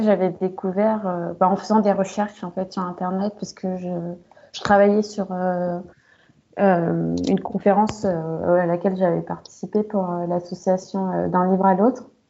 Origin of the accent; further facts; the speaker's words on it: France; j'ai pas grandi au Cameroun. Enfin, je suis née, j'ai vécu en France, mais j'y suis allée que deux fois.